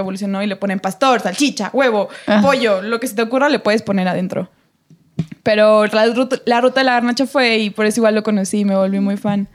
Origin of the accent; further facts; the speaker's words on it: Tulancingo, Hidalgo, Mexico; mi pueblo. O sea, yo soy de Tulencingo en Hidalgo